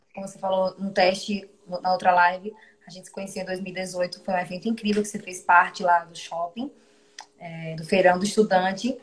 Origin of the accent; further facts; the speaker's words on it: Maceió, Alagoas, Brazil; also born or lived in Jaboatão dos Guararapes, Pernambuco; eu nasci em Jaboatão dos Guararapes, né, em Pernambuco, mas muito novinha fui para Maceió, então a minha vida toda foi em Alagoas.